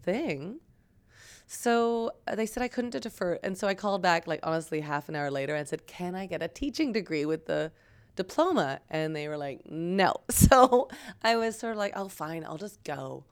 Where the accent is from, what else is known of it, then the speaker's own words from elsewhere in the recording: Waterloo, Ontario, Canada; also born or lived in Vancouver / Toronto; I grew up in Waterloo.